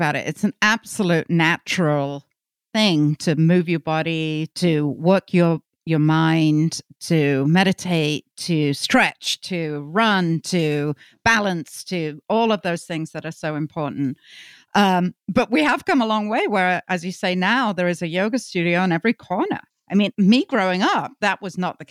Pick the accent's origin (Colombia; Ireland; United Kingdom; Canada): United Kingdom; England; we have our own history in England.